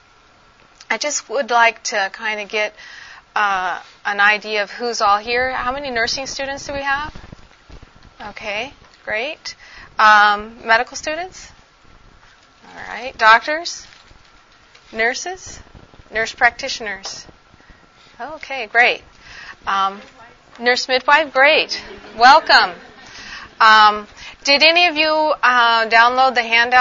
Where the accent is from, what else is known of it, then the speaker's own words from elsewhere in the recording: Arizona, United States; moved away as an adult; also born or lived in Indiana / Pakistan; raised in Arizona